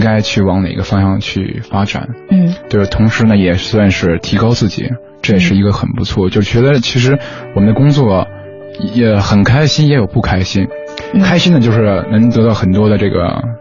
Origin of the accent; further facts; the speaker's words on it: Lanzhou, Gansu, China; 我们那边呢，就是兰州嘛，兰州它是说话会更嗯。不分前后鼻音